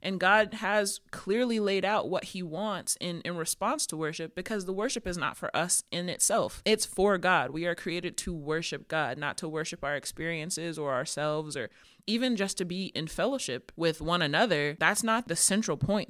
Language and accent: English; Georgia, United States; I'm from Georgia, so Bible Belt.